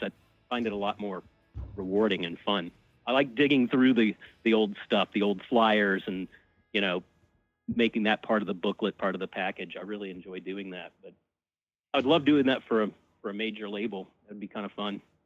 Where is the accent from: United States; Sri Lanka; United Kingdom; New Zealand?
United States; Birmingham, Alabama; moved away as an adult; also born or lived in Tampa, Florida / New York City; I grew up in Birmingham, Alabama, and went to school at the University of Alabama